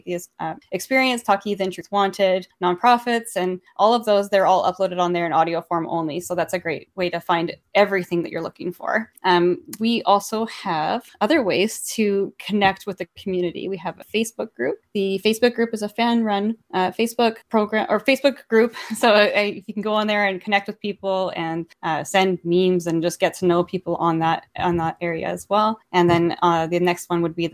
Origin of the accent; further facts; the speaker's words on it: Canada; I say that as a Canadian